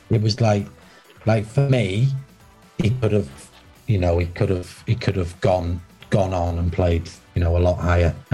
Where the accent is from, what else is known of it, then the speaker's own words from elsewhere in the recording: Wales, United Kingdom; obviously, being Welsh was a big thing as well for me